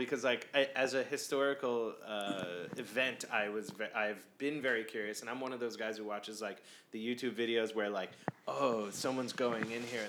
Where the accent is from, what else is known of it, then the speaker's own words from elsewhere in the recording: Ocean Township, New Jersey, United States; I'm from, you know, Ocean Township was... The next town over was Asbury Park.